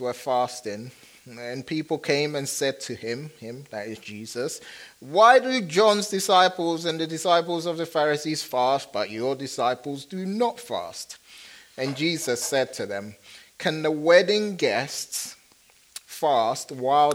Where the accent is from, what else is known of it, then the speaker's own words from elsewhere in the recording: Kumasi, Ashanti, Ghana; I was born in Kumasi, which is the second largest city in Ghana, West Africa